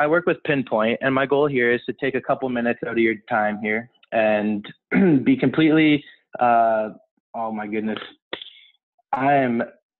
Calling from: Toronto, Ontario, Canada; I'm calling from Toronto.

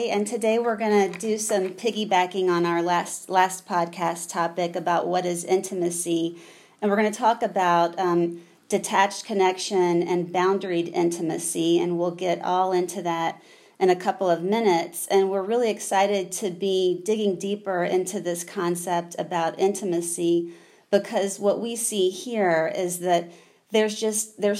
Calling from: Durham, North Carolina, United States; I am saying hello from Durham, North Carolina

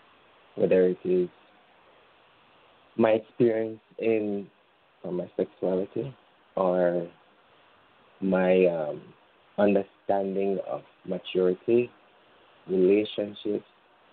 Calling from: Jamaica; It's good to calling from Jamaica.

